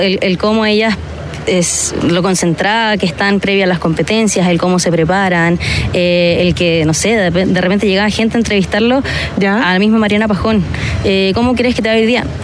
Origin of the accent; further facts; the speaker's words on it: San Bernardo, Santiago Metropolitan, Chile; también como chilena eh, y san bernardina